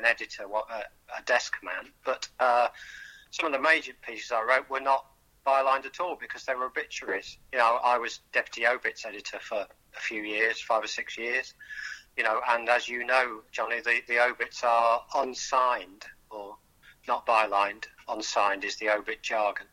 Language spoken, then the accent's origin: English; Tamworth, West Midlands, United Kingdom; moved away; The most famous thing in my hometown in terms of manufacturing was Reliant Cars